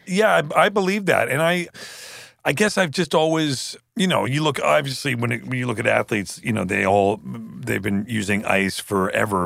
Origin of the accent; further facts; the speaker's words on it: Canada; growing up in Canada, growing up in Canada, we spent a lot of time up the, you know, this lake with my grandparents way up in Northern Ontario.